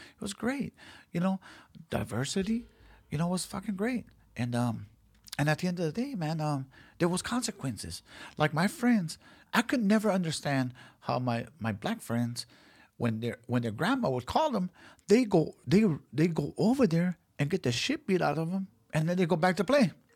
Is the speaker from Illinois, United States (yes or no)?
no; Los Angeles, California, United States; I was born and raised in South Central Los Angeles